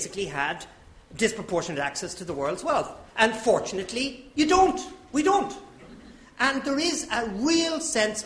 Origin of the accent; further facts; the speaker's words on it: Ireland; as an Irishman.